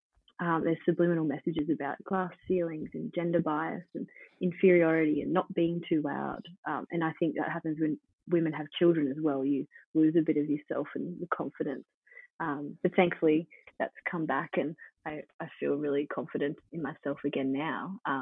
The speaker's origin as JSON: {"language": "English", "town": "Dunedoo", "region": "New South Wales", "country": "Australia", "tie": "born or raised there", "said": "I think where I grew up in Dunedoo and the type of childhood I had has played one of the biggest influences on me in my life"}